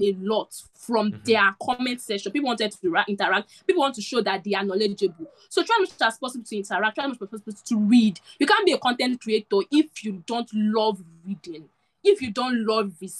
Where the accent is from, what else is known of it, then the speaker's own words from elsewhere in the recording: Nigeria; I'm a Nigerian